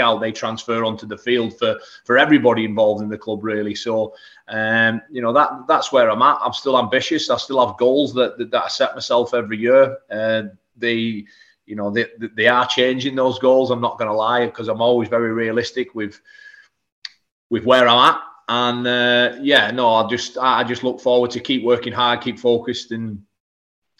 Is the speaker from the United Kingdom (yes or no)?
yes; Whitehaven, North West England, United Kingdom; I didn't sign professional until I was 21 year old at my hometown club, Whitehaven